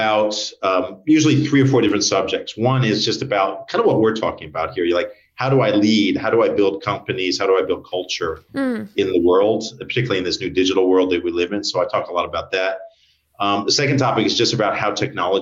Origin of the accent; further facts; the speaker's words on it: United States; moved away as an adult; now in Australia; I'm American, but I've been here for like 25 years